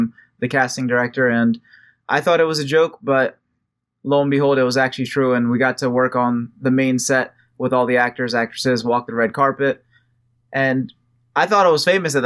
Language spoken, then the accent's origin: English; United States; I'm American, I was born here